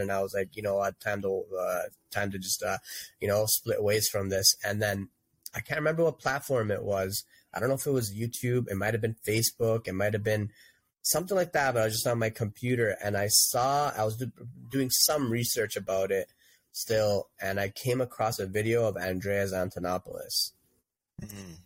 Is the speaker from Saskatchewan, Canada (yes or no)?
no; Toronto, Ontario, Canada; I grew up in Etobicoke